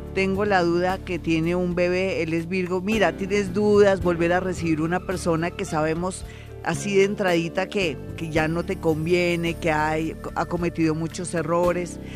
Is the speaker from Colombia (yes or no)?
yes; Colombia; nosotros somos colombianos, somos gente bonita